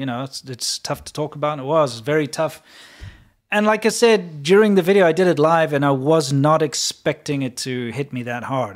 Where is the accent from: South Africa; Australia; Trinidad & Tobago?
South Africa; moved away; growing up in South Africa